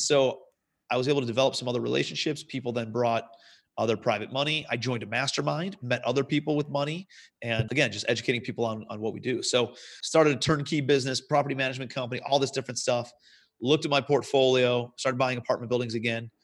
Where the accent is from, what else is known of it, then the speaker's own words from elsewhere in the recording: Cleveland, Ohio, United States; moved away as an adult; also born or lived in New York City; I'm from Cleveland originally, moved out to Cle, New York City